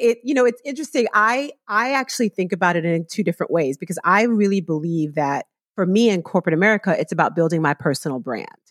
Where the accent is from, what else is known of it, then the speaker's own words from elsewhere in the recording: New York City, New York, United States; I grew up in the South Bronx in a, you know, West Indian Caribbean neighborhood